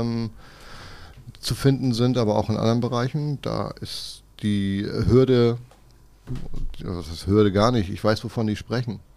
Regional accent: Kiel, Schleswig-Holstein, Germany; gebürtiger Kieler und wohne auch noch im Umkreis von Kiel

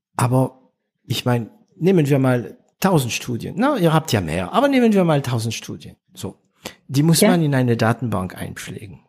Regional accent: France; German is a second language; Bei uns in Frankreich

